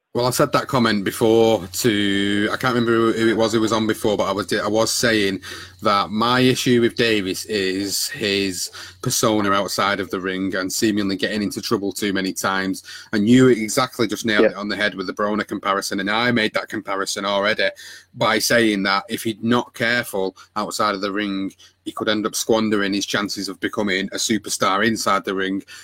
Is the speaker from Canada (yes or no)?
no; United Kingdom; as a Brit